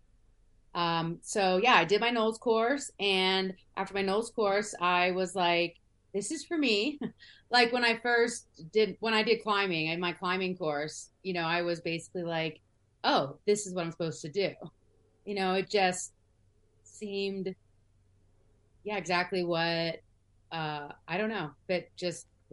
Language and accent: English; Washington, District of Columbia, United States; I grew up in DC.